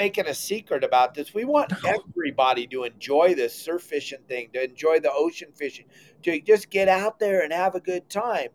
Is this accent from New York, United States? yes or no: no; California, United States; moved away; we come from California, you and I both